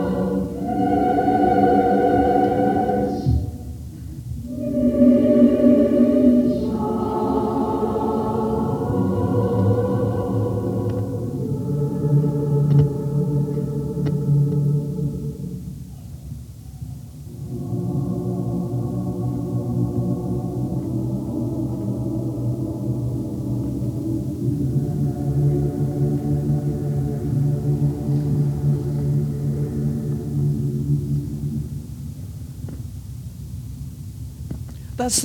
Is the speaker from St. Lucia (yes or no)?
no; Meaford, Ontario, Canada; also born or lived in Abilene, Texas; I'm from Meaford